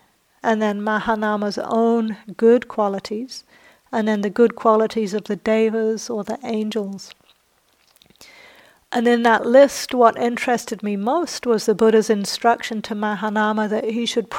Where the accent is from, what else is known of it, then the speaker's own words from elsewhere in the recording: England, United Kingdom; also born or lived in New Zealand; So I grew up in England and New Zealand, and in both those countries there's a lot of social pressure to not blow your own trumpet.